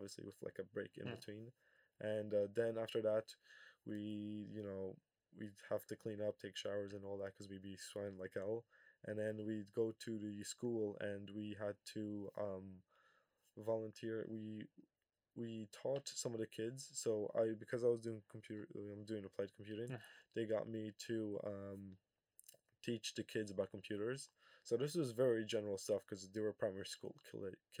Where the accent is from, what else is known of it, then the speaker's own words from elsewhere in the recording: Kosovo; I come from Kosovo, so the heat is usually around 30 degrees